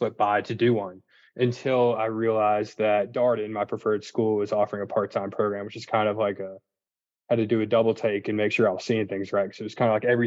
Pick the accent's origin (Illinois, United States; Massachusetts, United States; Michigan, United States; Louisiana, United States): Louisiana, United States; New Orleans; born and raised in New Orleans, which was a fantastic place to grow up